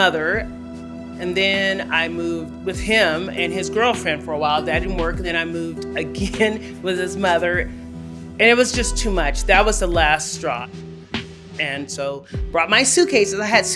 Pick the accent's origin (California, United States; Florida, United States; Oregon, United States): California, United States; Los Angeles; I was born and raised in Los Angeles, California